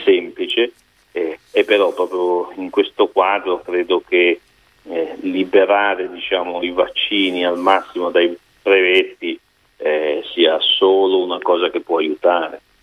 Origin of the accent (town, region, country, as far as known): Milan, Lombardy, Italy